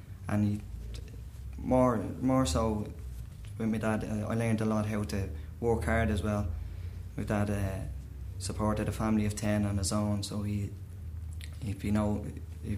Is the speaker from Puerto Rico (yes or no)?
no; Dublin, Leinster, Ireland; I'm from Dublin. I come from Green Hills in Dublin